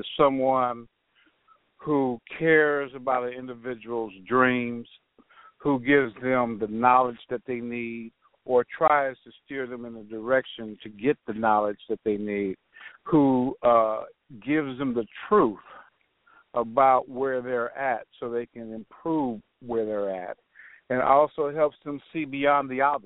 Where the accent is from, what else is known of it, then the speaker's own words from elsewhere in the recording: Los Angeles, California, United States; also born or lived in Compton / Ohio; now in Alabama, United States; I grew up in South Central Los Angeles